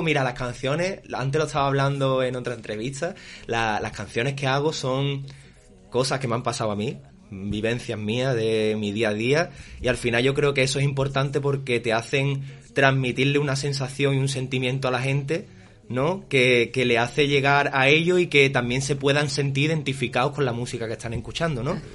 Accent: Jerez de la Frontera, Andalusia, Spain; soy un cantante de Jerez

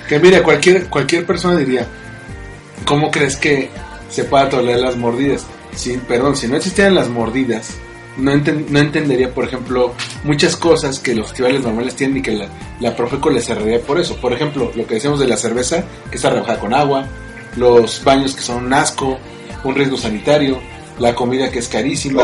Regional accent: Mexico; los mexicanos, por ya sea por las profesiones que tenemos, este, o por el o por, la cercanía geográfica con otros países de habla inglesa, tendemos a pochear mucho

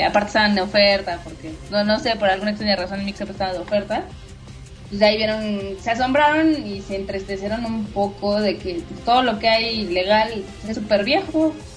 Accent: Mexico; como fan mexicano

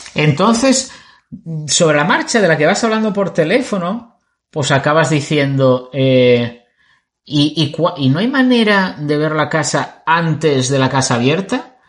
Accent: Spain; somos de España.

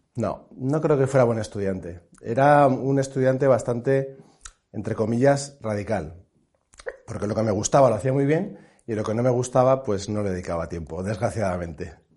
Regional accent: Pamplona, Navarre, Spain; now in Madrid, Spain; yo soy de Pamplona, soy navarro

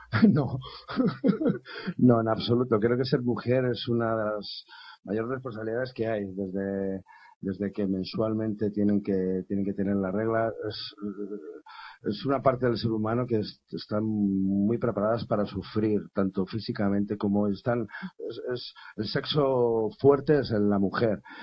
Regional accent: Spain; aquí en España a lo mejor no estamos muy acostumbrados a que un músico escandalice como yo

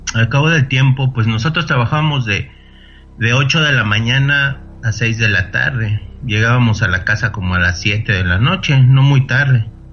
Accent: Mexico City, Mexico; moved away as an adult; also born or lived in Monterrey, Nuevo León; yo soy originario de Ciudad de México

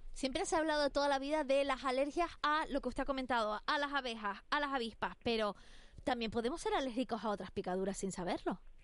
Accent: Spain; soy la única española

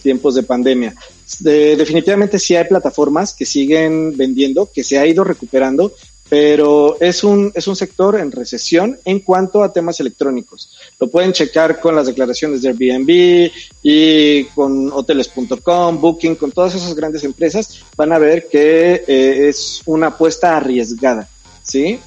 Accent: Mexico

